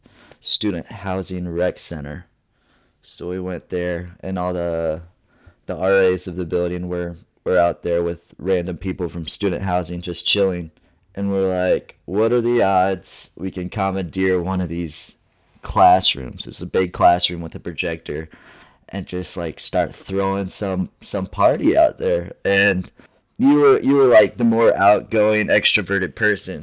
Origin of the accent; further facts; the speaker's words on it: Ohio, United States; moved away as an adult; also born or lived in Fort Wayne, Indiana; Fort Wayne's like an hour away from where I live in Ohio